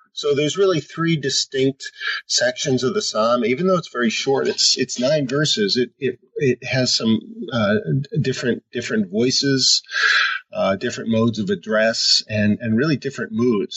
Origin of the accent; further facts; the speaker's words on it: Tenafly, New Jersey, United States; moved away as an adult; also born or lived in Pennsylvania / Washington, D.C. / Connecticut; now in Michigan, United States; I grew up in a town outside of New York City called Tenafly, right across the Hudson River